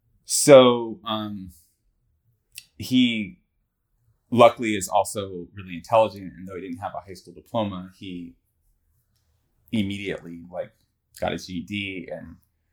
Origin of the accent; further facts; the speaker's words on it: high desert in California, United States; also born or lived in Flatbush, New York City, New York; So I was born in New York and lived in Flatbush until I was like five. And then we moved to the high desert in California.